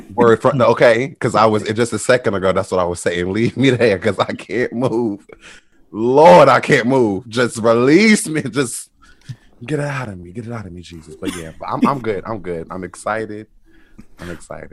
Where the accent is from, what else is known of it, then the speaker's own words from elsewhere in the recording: Atlantic City, New Jersey, United States; I'm from Atlantic City, New Jersey